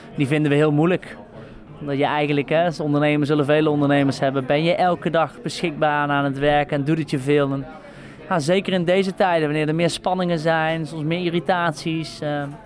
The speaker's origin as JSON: {"language": "Dutch", "region": "the south of the Netherlands", "country": "Netherlands", "moved": "yes", "lives_now": "Amsterdam, Netherlands", "said": "waar ik vandaan kom in het zuiden"}